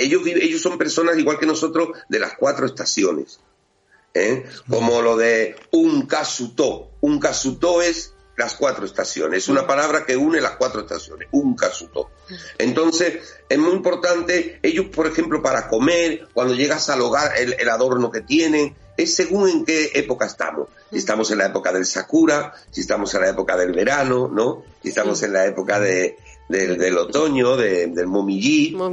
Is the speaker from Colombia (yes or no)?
no; Spain; aquí a mi tierra